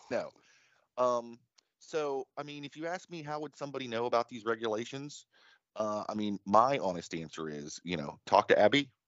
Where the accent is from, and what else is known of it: United States